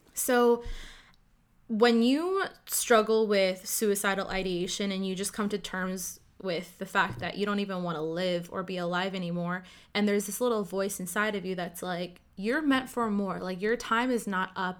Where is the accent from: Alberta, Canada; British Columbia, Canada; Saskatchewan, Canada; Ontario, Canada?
Ontario, Canada; Ottawa; first language Cantonese; English is a second language; I'm born and raised in Ottawa, Canada